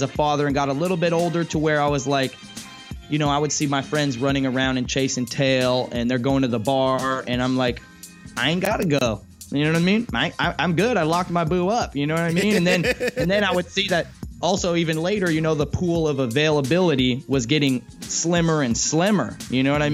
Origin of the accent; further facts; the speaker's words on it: Santa Cruz, California, United States; I grew up in Santa Cruz, which is like a hippie community